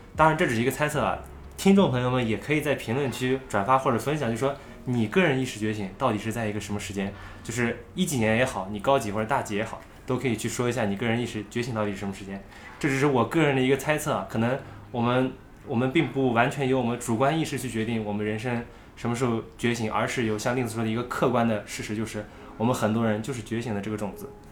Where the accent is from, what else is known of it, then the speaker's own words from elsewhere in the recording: Xinjiang, China; moved away; 我觉得我生活的环境相对于内地吧，因为我是新疆人，相对于内地的发展是比较直后的